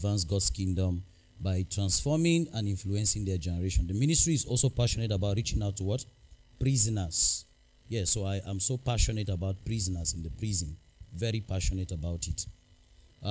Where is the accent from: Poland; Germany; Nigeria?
Nigeria; Numan, Adamawa; I'm from Numan Adamawa State, Nigeria